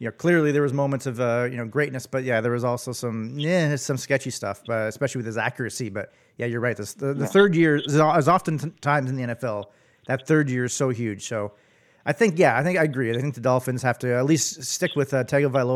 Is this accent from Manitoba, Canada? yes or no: no; near Ottawa, Ontario, Canada; moved away; back home where I grew up near Ottawa